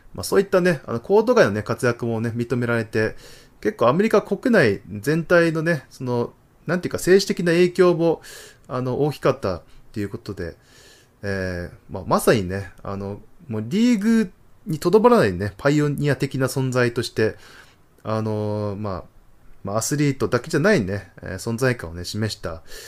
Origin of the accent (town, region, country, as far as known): Tohoku, Japan; born or raised there